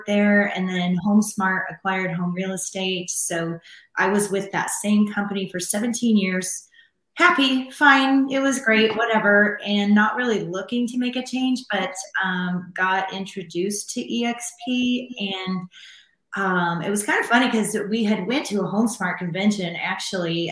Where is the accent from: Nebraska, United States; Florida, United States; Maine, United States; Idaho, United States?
Nebraska, United States; moved away as an adult; now in Denver, United States; I am originally from Nebraska, grew up on a farm there